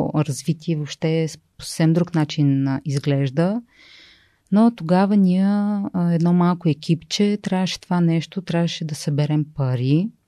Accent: Sofia, Sofia City, Bulgaria; двамата сме софианци

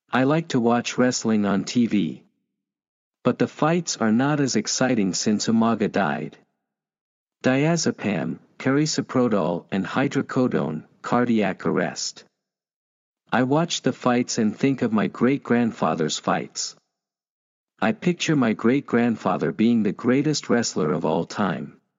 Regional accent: New Hampshire, United States; My mom is originally from Vermont, but I was born and raised in the Granite State.

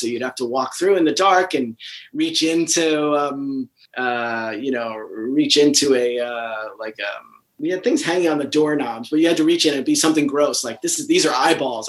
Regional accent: New Jersey, United States; also born or lived in Brooklyn, New York; only a year or two after we moved from Brooklyn to uh, New Jersey.

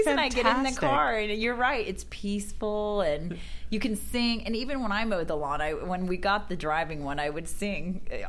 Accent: Alachua, Florida, United States; I am from a little town in Florida called Alachua, which, you know, a lot of people who are from Alachua will say, oh, I'm from Gainesville, Florida, because everybody knows the Florida Gators. But I've always been proud to say that I'm from Alachua, Florida. It's a very small town.

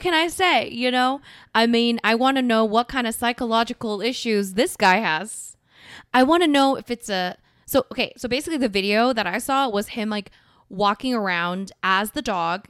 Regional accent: South Korea; moved away

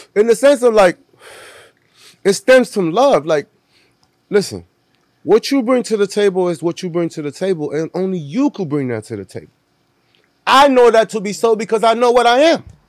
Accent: Cleveland, Ohio, United States; born or raised there; moved away; also born or lived in Puerto Rico / Florida

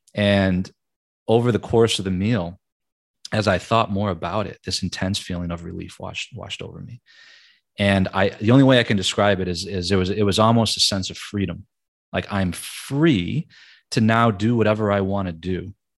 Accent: Michigan, United States; moved away as an adult; also born or lived in New York; I'm from Michigan, born and raised

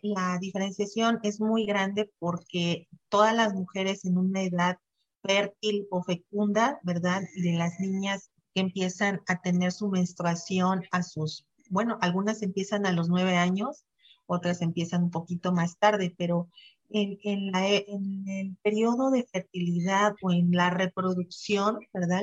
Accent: Xalapa, Veracruz, Mexico; soy veracruzana, jalapeña, nacida de aquí

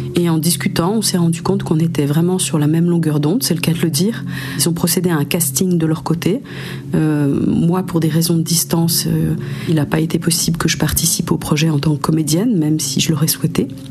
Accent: Geneva, Switzerland; now in Jura, France; Je suis née euh, en Suisse, euh, à Genève plus particulièrement, mais j'habite depuis une quinzaine d'années dans le Jura, donc dans le Jura français

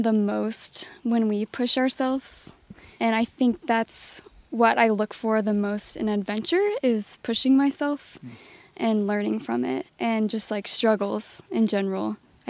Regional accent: Indiana, United States; I grew up in Indiana. The outdoor community isn't as big as you might find like out west or in Colorado.

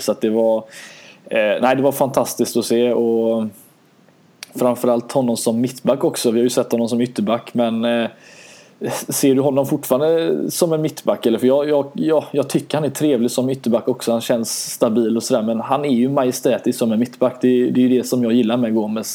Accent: Sweden; som svenskar

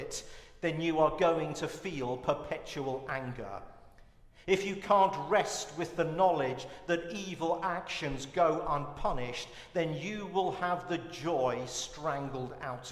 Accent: United Kingdom; being British

